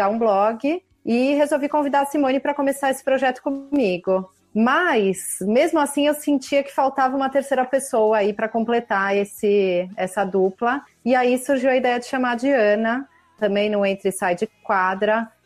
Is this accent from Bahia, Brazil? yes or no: no; São Paulo, Brazil; tenho 39 anos, sou paulista